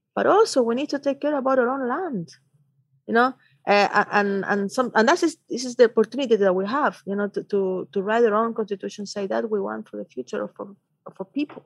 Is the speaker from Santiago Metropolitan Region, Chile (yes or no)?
no; Antofagasta, Chile; I'm come from Antofagasta